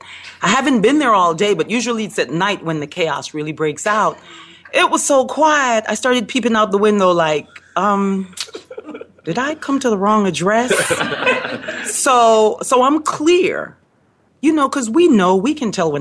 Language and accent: English; Belize; now in Chicago, United States; I live in Chicago, but coming from Belize and being born in Belize I come from a different framework.